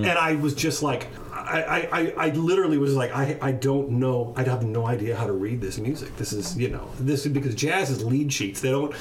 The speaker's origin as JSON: {"language": "English", "town": "Missouri Valley", "region": "Iowa", "country": "United States", "tie": "born or raised there", "said": "So I grew up in a small town in Iowa, Missouri Valley"}